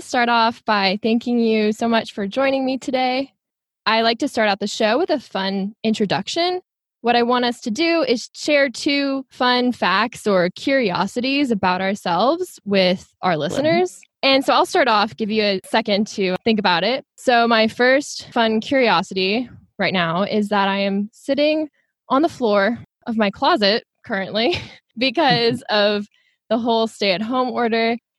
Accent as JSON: {"language": "English", "town": "Houston", "region": "Texas", "country": "United States", "tie": "born or raised there", "lives_now": "San Diego, United States", "said": "I was born and raised in Houston, Texas. I went to undergrad at Trinity University in San Antonio, Texas. And then I moved here to San Diego, California for my master's degree."}